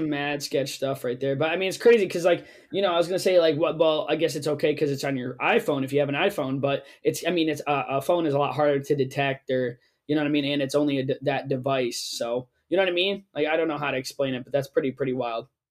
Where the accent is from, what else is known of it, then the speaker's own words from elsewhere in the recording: Ellington, Connecticut, United States; where we grew up in Ellington